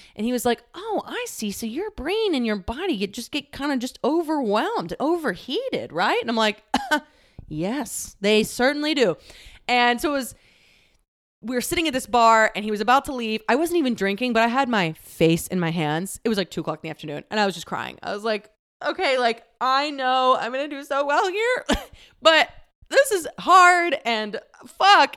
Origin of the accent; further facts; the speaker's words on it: Texas, United States; moved away; I am from the "y'all means all" part of Texas